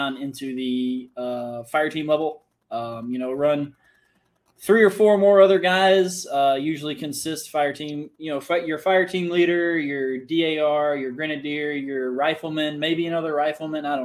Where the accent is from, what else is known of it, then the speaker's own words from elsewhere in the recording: Mississippi, United States; also born or lived in Arkansas; moved from Arkansas back to Mississippi, where I'm from